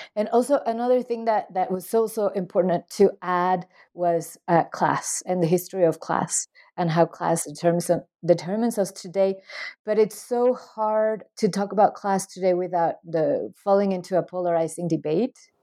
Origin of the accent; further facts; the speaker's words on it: Mexico; I am from Mexico